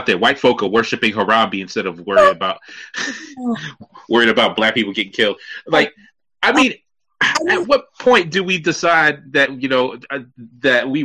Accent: New York City, New York, United States; now in Virginia, United States; I'm a Brooklyn guy myself

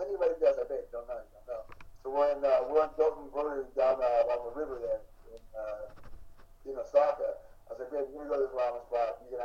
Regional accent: Alaska, United States; I grew up in Alaska

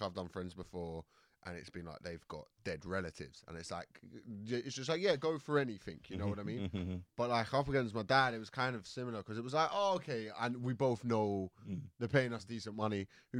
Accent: Croydon, London, United Kingdom; so I'm from Croydon. So even if I'm like, I'm up through in Stonebridge at the moment

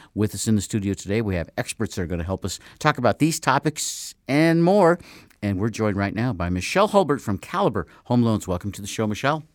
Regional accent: Nevada, United States; I was from Nevada

